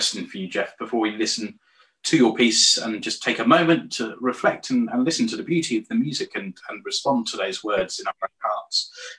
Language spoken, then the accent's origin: English; Norwich, East of England, United Kingdom; I was born and raised in Norwich.